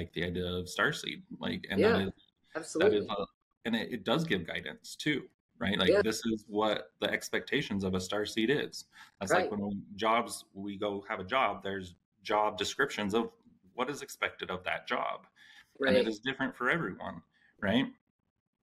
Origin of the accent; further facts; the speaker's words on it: Utah, United States; growing up in Utah, where my mindset has just been completely sheltered